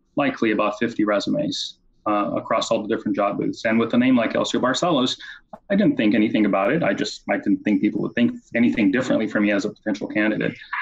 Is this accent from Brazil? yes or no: yes; Brazil; moved away as an adult; now in United States; I grew up in Brazil, went to school in Brazil, and after college came to, to the U S.